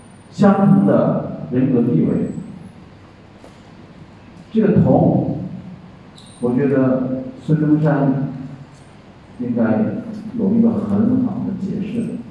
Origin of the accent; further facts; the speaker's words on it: Thailand; Chinese is a second language; 不要说中国，我们泰国人能做到，能做到，只要是有能力的人就能来管理国家。